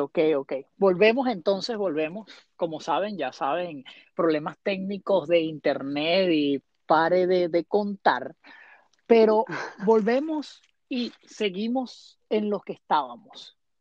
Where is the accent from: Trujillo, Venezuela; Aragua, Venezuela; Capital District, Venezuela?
Capital District, Venezuela; Caracas; en Caracas, de donde vengo yo